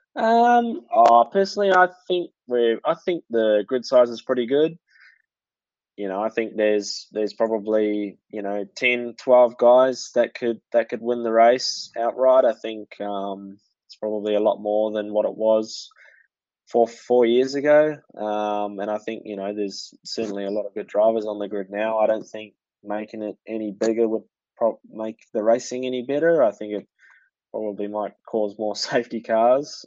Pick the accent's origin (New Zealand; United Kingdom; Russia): New Zealand; Pukekohe, Auckland; especially that being my hometown